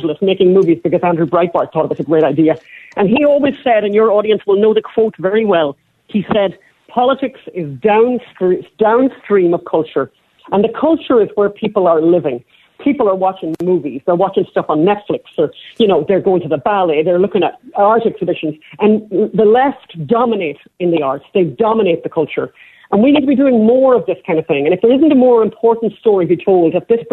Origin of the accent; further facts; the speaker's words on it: Ireland; We're Irish.